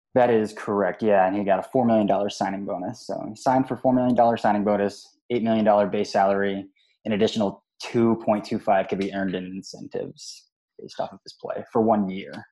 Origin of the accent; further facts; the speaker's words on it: Mansfield, Ohio, United States; moved away as an adult; now in Columbus, United States; I was born and raised in Mansfield, Ohio, just an hour and 15 from Cleveland